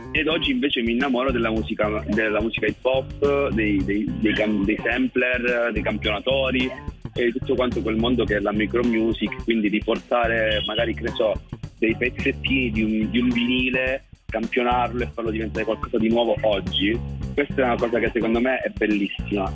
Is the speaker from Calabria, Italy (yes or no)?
yes; Cosenza, Calabria, Italy; vengo da Cosenza, nato a Cosenza